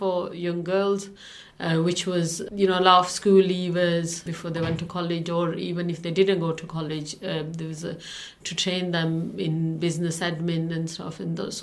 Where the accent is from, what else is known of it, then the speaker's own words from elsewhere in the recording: Pakistan; English is a second language; moved away as an adult; now in Rochdale, United Kingdom; Even in Pakistan at home, we didn't go out that much.